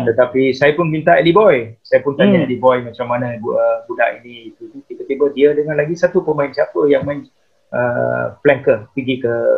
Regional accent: Selangor, Malaysia; saya daripada Selangor

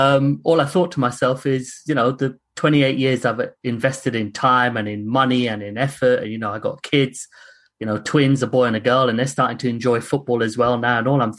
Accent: United Kingdom; because you know, as a British, Asian, unfortunately, I've had racism.

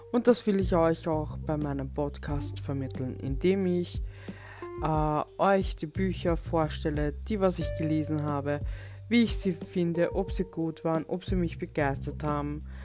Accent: Vienna, Austria; werde 36 Jahre alt, bin aus Wien

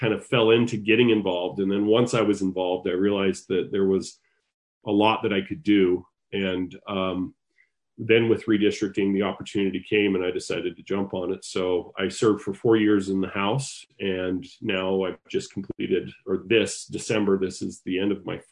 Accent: Sandy, Utah, United States; also born or lived in Salt Lake City, Utah; now in Lehi, United States; I am a native Utahn, but I am not originally from Lehigh. I was born in Salt Lake City and raised in Sandy

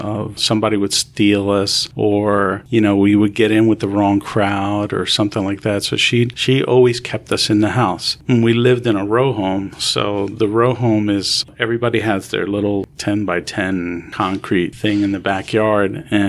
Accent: New York, United States; born there; also born or lived in New Jersey; I was born in New York, and my parents were having a lot of difficulties. So my mother sent me to live with my aunt for a year.

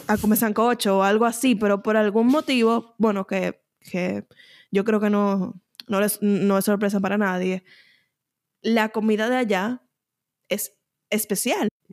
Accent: Dominican Republic; moved away; Yo entiendo que luego de mudarme yo reconozco más que soy dominicana y que gran parte de mí se compone por esos elementos dominicanos que uno tal vez no estaba consciente que, estaban ahí mientras uno estaba en la República Dominicana

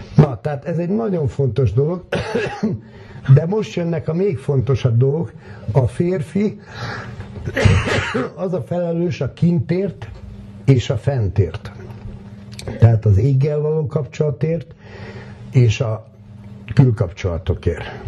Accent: Hungary

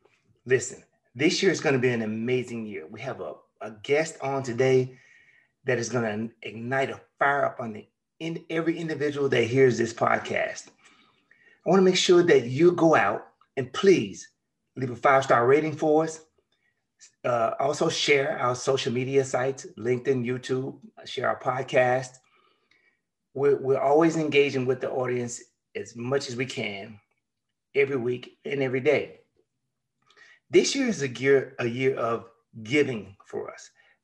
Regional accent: Memphis, Tennessee, United States; Memphis, Tennessee, my hometown.

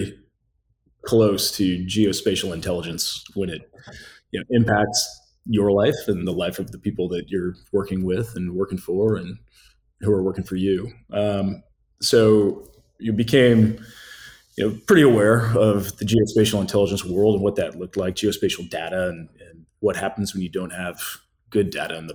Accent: the Midwest outside Chicago, Illinois, United States; I was born in the Midwest outside Chicago.

